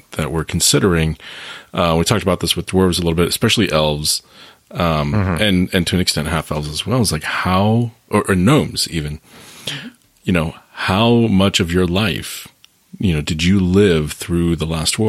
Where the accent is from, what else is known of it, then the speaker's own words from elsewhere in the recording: South Florida, United States; I'm mixed Puerto Rican and Cuban, which can cause problems when you're growing up in South Florida